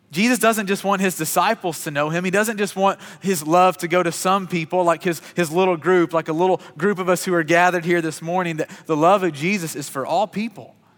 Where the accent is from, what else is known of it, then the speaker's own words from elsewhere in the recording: Kentucky, United States; I grew up in Kentucky, which is God's country